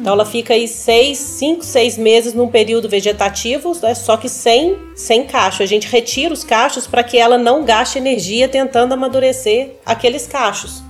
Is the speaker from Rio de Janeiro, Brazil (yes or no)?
no; Minas Gerais, Brazil; also born or lived in Rio Grande do Sul / California; Eu sou mineira né, eu sou daqui